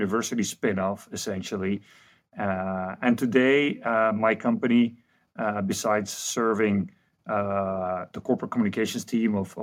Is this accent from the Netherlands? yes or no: yes; Amsterdam, North Holland, Netherlands; I am from Amsterdam in Holland